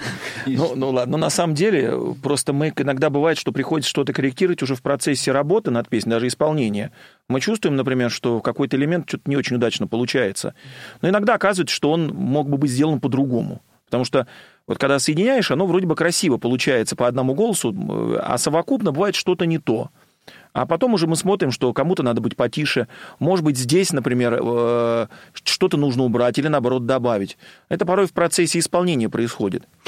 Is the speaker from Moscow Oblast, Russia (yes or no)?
yes; Sergiyev Posad, Moscow Oblast, Russia; also born or lived in Bolshevo; Я из Сергиева Посада.